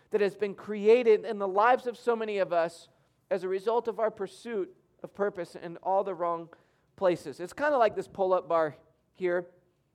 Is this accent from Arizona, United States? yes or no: no; Michigan, United States; I grew up in Michigan